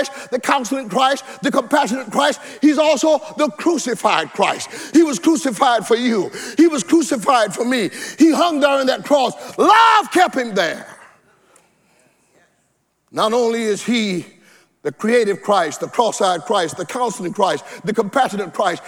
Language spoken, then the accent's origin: English; the South, United States; when I grew up in the South, we had outdoor toilets